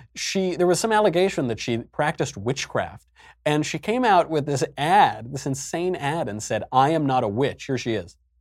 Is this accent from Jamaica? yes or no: no; Ohio, United States; I come from Ohio